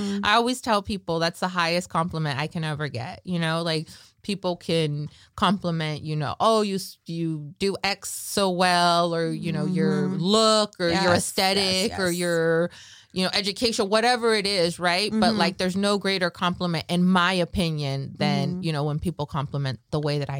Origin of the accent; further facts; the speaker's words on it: Michoacán, Mexico; Carrilla, we're from Michoacán, like, right?